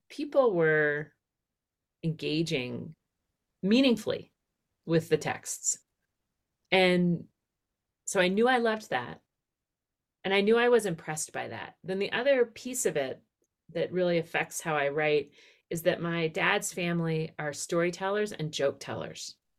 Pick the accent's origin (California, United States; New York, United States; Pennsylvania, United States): Pennsylvania, United States; outside of Philadelphia; I grew up outside of Philadelphia.